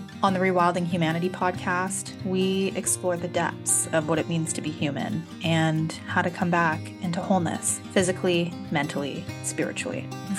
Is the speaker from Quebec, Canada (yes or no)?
no; British Columbia, Canada; Like I grew up living in Northern British Columbia. And we were always doing stuff outside.